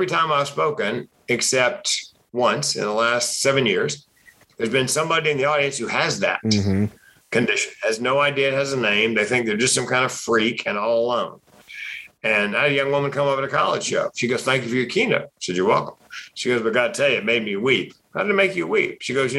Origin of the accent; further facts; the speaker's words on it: Raleigh, North Carolina, United States; Raleigh, North Carolina.